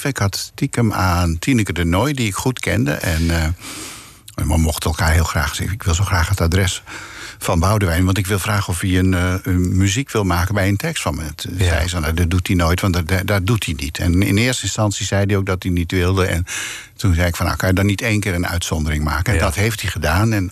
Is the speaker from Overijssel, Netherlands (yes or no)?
no; Groet, North Holland, Netherlands; born there; Ik ben geboren in Groet en ik heb daarna op allerlei plekken in Nederland gewoond. In Almelo, in, in Arnhem, op allerlei plekken.